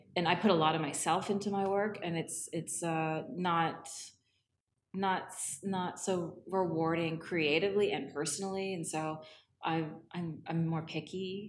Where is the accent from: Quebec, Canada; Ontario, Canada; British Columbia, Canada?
Ontario, Canada; Toronto; also born or lived in Scarborough / Thornhill; I grew up in Toronto and Ontario